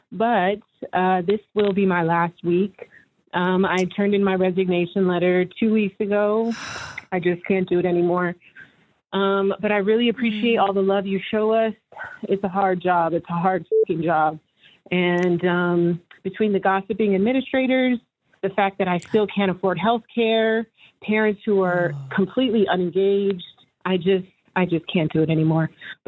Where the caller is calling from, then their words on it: Houston, Texas, United States; This is …. I'm calling from Houston, Texas.